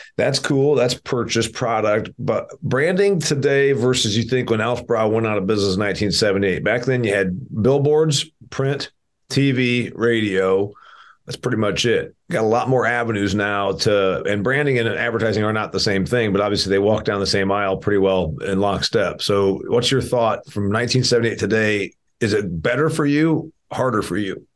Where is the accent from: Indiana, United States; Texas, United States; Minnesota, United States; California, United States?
Indiana, United States; my home state of Indiana here. I'm a I'm an Indiana guy